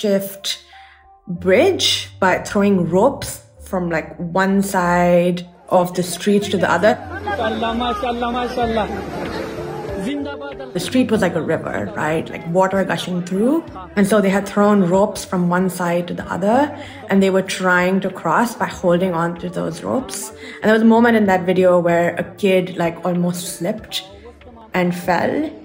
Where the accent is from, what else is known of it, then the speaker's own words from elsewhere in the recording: Karachi, Sindh, Pakistan; I'm from Karachi, which is a coastal city.